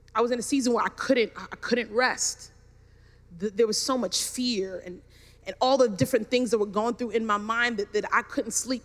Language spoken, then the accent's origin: English; New York City, New York, United States; I grew up in Brooklyn, New York, had the finest education